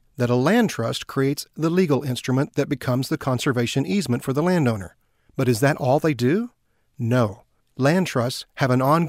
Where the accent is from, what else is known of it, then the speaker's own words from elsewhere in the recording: Central Texas, United States; I grew up in Central Texas and spent my summers and every big holiday at my grandparents' 114-acre farm just outside of Clifton, Texas.